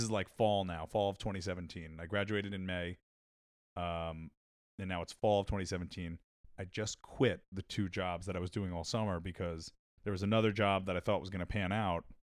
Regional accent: Long Island, New York, United States; I grew up on Long Island

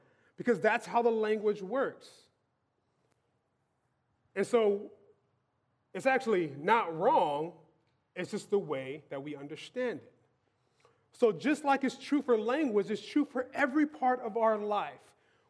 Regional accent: Louisiana, United States; Growing up in South Louisiana, your palate is oriented a certain way.

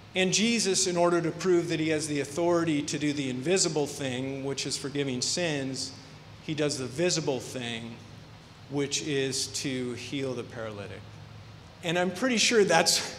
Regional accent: Iowa, United States; moved away as an adult; also born or lived in Long Beach, California / Paramount, California; We're from Iowa

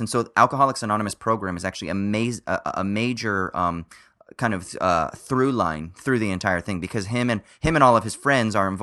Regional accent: Orange County, California, United States; also born or lived in Los Angeles, California; grew up in Orange County

